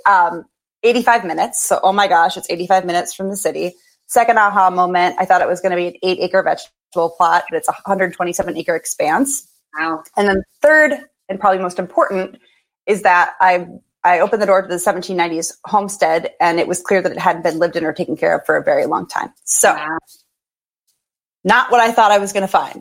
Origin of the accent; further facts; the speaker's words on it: Minneapolis, Minnesota, United States; moved away as an adult; also born or lived in North Carolina / Brooklyn; I grew up in Minneapolis